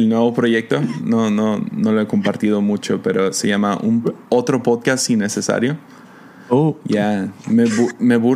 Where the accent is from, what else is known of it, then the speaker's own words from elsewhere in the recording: Mazatlán, Sinaloa, Mexico; Porque soy de Mazatlán.